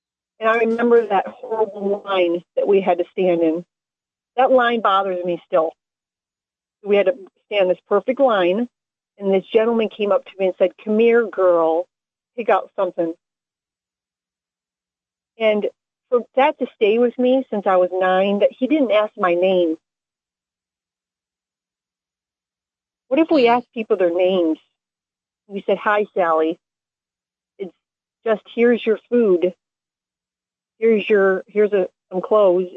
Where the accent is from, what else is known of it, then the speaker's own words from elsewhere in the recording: Taylor, Michigan, United States; my hometown of Taylor, Michigan